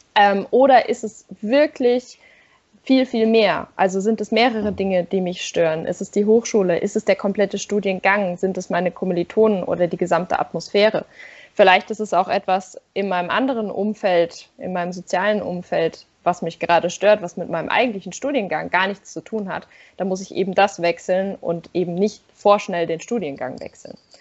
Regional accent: a village near Darmstadt, Hesse, Germany; moved away; also born or lived in Nürtingen; ich komme da eigentlich auch eher aus dem Dorf da in der Nähe

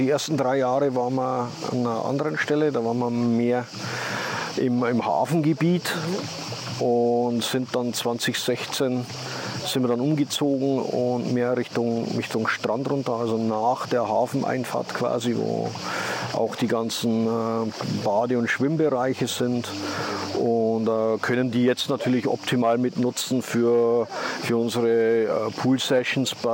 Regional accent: Austria; moved away; habe ich in zweieinhalb Stunden bin ich in Österreich und kann mich zumindest in meiner Muttersprache ausdrücken und, und denen sagen, was mir fehlt.

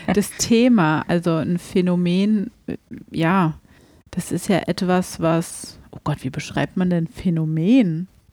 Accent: Germany; bei uns in Deutschland

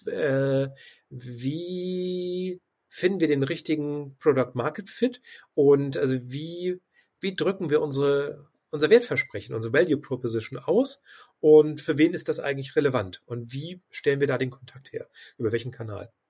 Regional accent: Hamburg, Germany; also ich komme ja aus Hamburg und wir haben tatsächlich einen großen Taxidienstleister

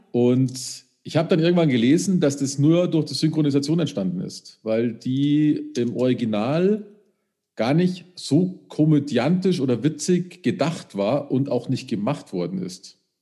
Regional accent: Upper Bavaria, Germany; da habe ich ja als Oberbayer

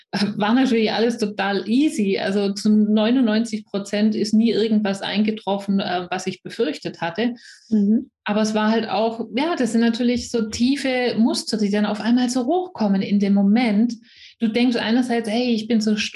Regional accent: near Stuttgart, Swabia, Baden-Württemberg, Germany; accent: Swabian; ihr werdet schnell hören, wenn ihr es nicht schon gehört habt. Ich komme aus der Nähe von Stuttgart, also aus dem Schwabenland

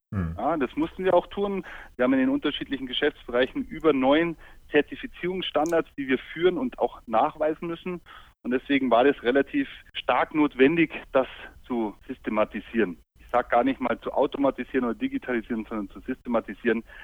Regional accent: Munich, Bavaria, Germany; moved away as an adult; also born or lived in Bamberg / Düsseldorf; now in Allgäu, Germany; ich würde auch selbst als gebürtiger Münchner ungern umziehen

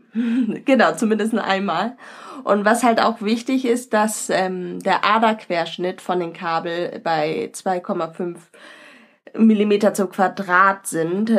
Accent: Northern Germany, Germany; also wir als Norddeutsche

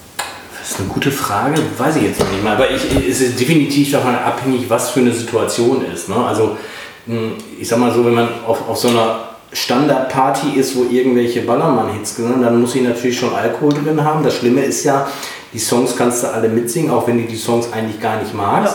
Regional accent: North Rhine-Westphalia, Germany; ich komme ja auch aus Nordrhein-Westfalen

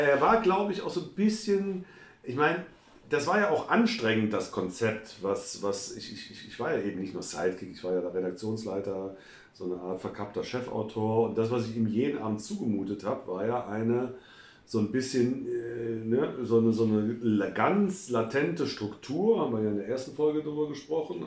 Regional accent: Cologne, North Rhine-Westphalia, Germany; meiner Heimatstadt Cologne oder Cologne

